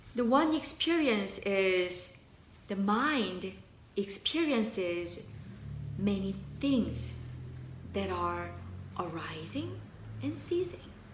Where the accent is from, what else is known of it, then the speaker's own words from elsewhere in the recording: South Korea; moved away; I learned Korean. I was born in Korea.